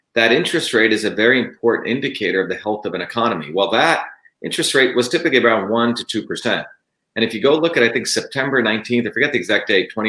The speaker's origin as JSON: {"language": "English", "region": "New Jersey", "country": "United States", "tie": "born or raised there", "moved": "yes", "said": "I grew up in Jersey"}